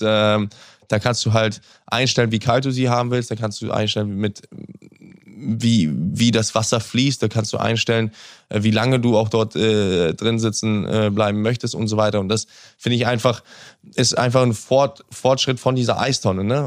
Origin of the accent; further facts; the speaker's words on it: Hamburg, Germany; Hamburg ist die Stadt, wo ich, wo ich groß geworden bin, wo ich geboren bin, wo ich aufgewachsen bin